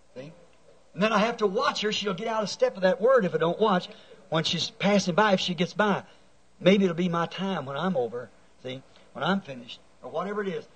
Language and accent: English; United States; I am an American.